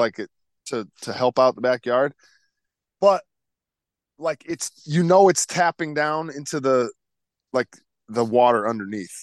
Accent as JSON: {"language": "English", "region": "Connecticut", "country": "United States", "tie": "born or raised there", "said": "growing up in Connecticut"}